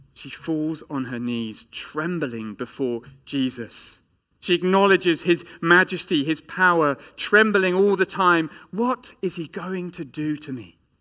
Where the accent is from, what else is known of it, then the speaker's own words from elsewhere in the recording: England, United Kingdom; as an Englishman